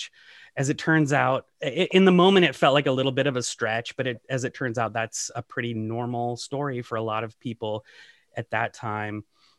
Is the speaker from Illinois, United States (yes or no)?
no; Seattle, Washington, United States; moved away as an adult; now in Ann Arbor, United States; I'm originally from the Northwest, from the Seattle area, and moved here a few years ago with my wife, who got a job at the University of Michigan.